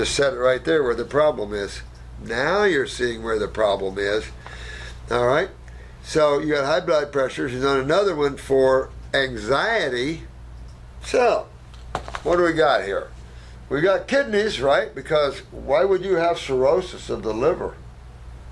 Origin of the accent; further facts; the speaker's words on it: United States; also born or lived in Australia; I'm American and my English sucks. And I lived 8 years in Australia